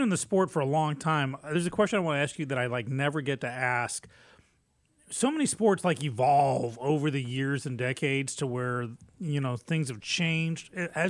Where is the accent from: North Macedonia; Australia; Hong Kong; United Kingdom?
United Kingdom; England; accent: British; moved away; I moved here from England, and I had a strong British accent, but I got rid of it on purpose.